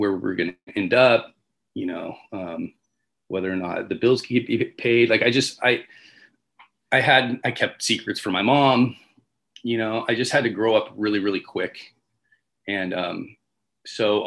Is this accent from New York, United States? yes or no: no; Riverside, California, United States; I was born in Riverside, California